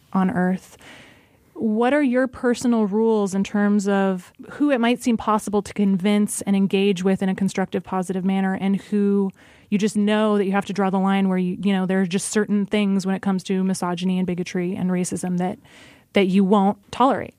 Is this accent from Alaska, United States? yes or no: yes; Alaska, United States; I grew up in Alaska